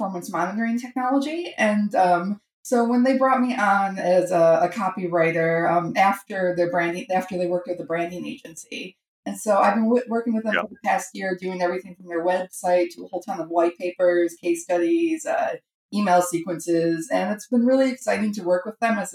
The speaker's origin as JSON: {"language": "English", "town": "Buffalo", "region": "New York", "country": "United States", "moved": "as an adult", "lives_now": "Toronto, Canada", "said": "I'm originally from the States, from the Niagara Falls, Buffalo area"}